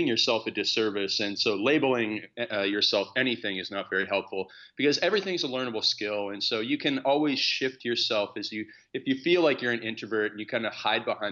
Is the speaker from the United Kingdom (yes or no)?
no; Stratford, Ontario, Canada; I grew up on a farm in Canada in a city called Stratford.